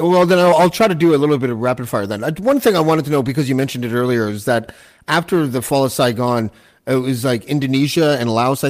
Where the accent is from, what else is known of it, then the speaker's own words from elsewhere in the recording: Toronto, Ontario, Canada; now in Killaloe, Canada; I'm in a little town called Killaloe, which is where my wife grew up. It's in the middle of the forest near Algonquin Park in Ontario, about 4 hours north of Toronto, but I'm from Toronto.